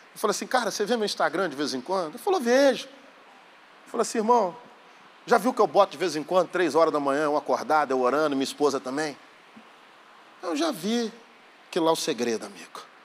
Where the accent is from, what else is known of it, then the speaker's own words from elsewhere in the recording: Belo Horizonte, Minas Gerais, Brazil; sou de Belo Horizonte